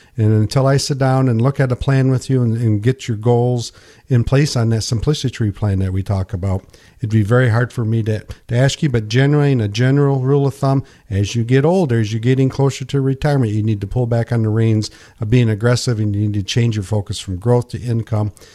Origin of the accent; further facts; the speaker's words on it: Pinkani, United States; when I grew up in Pinkani, I sold night crawlers